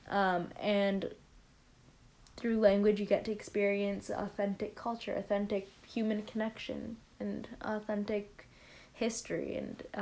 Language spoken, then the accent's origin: English; Canada; I am Canadian.